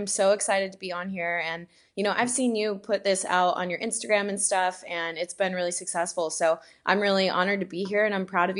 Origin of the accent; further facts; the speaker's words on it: Houston, Texas, United States; moved away as an adult; now in Venice, California, United States; I am from Houston, Texas. That's where I was born and raised. And then I moved out to California about 5 years ago. So now I'm in Venice, California